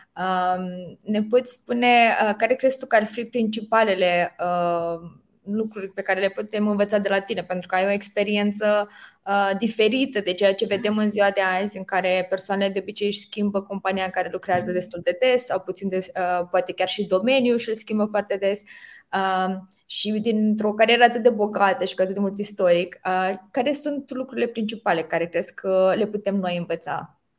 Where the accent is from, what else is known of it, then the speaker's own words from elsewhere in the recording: Romania; culturii noastre ca români